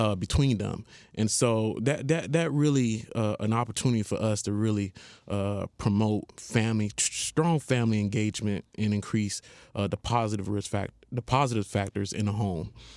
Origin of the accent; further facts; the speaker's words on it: Haiti; moved away; I'm originally from Haiti